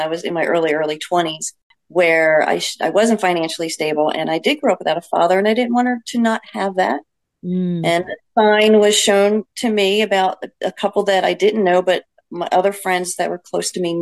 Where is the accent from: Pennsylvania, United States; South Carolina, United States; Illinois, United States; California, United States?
Pennsylvania, United States; Lansdale; moved away; I grew up in Lansdale with you guys